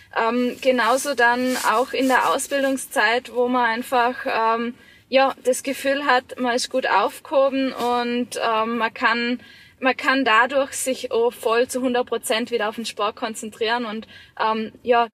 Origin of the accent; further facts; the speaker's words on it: Vorarlberg, Austria; in meiner Heimat, gerade im Ländle